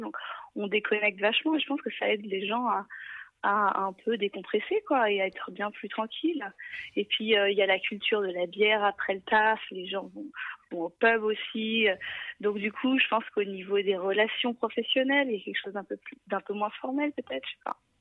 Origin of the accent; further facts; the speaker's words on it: Paris, Île-de-France, France; now in Melbourne, Australia; je viens de Paris